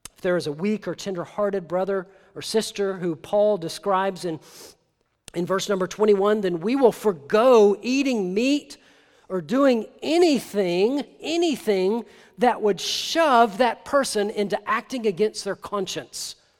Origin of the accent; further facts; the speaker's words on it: Tennessee, United States; I'm from Tennessee